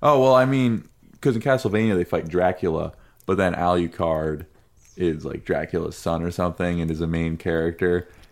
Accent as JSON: {"language": "English", "country": "United States", "said": "an American"}